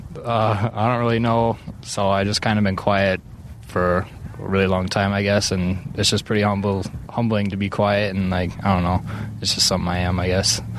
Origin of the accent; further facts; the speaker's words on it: Minnesota, United States; growing up in Minnesota